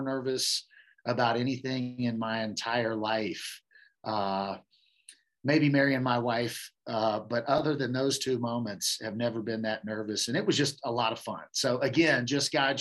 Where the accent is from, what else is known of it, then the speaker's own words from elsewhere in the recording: Kansas, United States; moved away; also born or lived in New Orleans; we're originally from Kansas